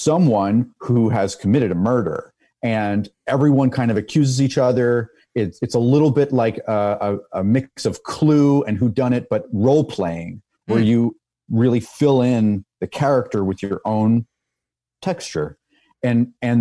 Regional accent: New York, United States; moved away as an adult; now in France; I was born and raised in New York

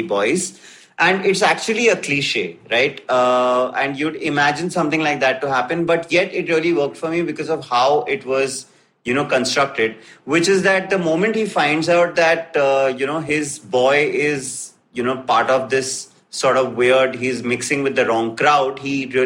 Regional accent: India; as an Indian

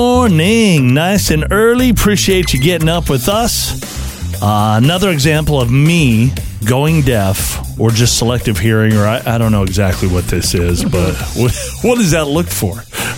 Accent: San Diego, California, United States; moved away; I was born in San Diego.

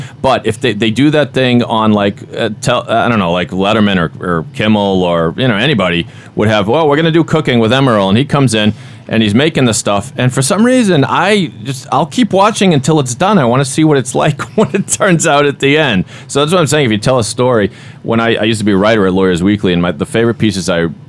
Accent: Boston, Massachusetts, United States; accent: Boston; Now I'm losing my own Boston accent.

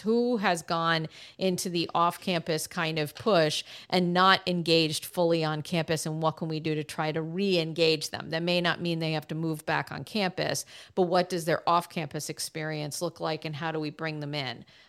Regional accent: Boston, Massachusetts, United States; my hometown of Boston, Massachusetts

